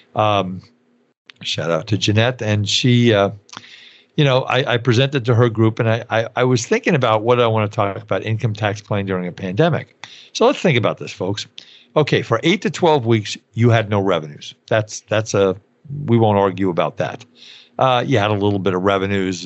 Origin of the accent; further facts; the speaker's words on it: New York, United States; growing up in New York